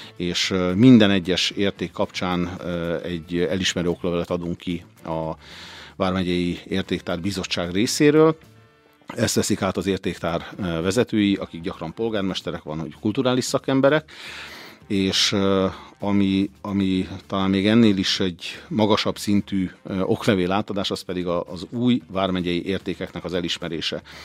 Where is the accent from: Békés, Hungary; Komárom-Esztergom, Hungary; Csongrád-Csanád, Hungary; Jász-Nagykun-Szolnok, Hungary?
Békés, Hungary; Orosháza